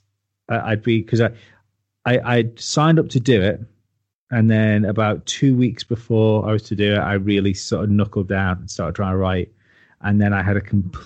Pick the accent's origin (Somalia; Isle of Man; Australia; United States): Isle of Man; I come from the Isle of Man. It's only a small place.